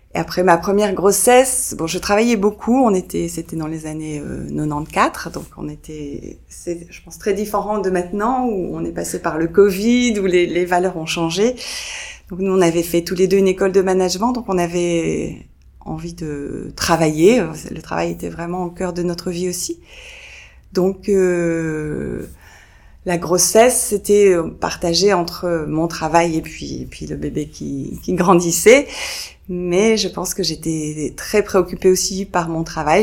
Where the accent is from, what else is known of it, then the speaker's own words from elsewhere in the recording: France; je suis française